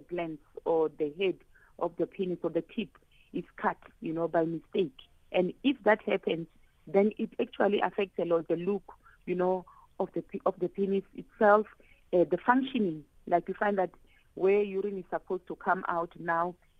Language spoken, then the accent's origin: English; Limpopo, South Africa; I'm from Limpopo.